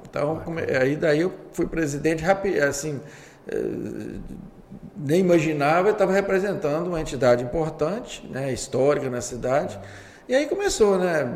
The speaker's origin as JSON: {"language": "Portuguese", "town": "Governador Valadares", "region": "Minas Gerais", "country": "Brazil", "tie": "born or raised there", "said": "sou nascido em Valadares, aliás, o primeiro prefeito nascido em Valadares."}